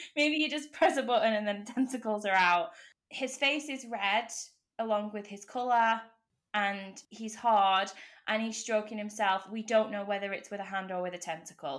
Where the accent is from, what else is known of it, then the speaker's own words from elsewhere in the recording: United Kingdom; we are British.